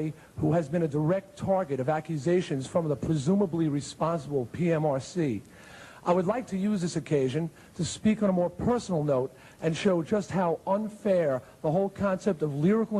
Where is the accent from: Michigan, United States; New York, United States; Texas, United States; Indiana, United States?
New York, United States; Long Island; my hometown newspaper on Long Island